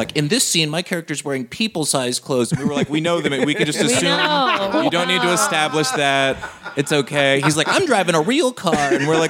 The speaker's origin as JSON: {"language": "English", "town": "Baton Rouge", "region": "Louisiana", "country": "United States", "said": "I'm from Baton Rouge."}